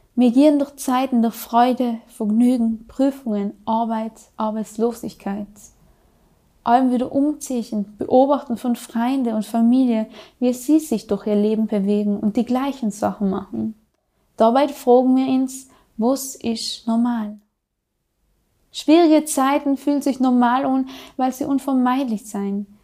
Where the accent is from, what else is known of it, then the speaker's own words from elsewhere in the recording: South Tyrol, Trentino-Alto Adige, Italy; accent: South Tyrolean; bei uns in Südtirol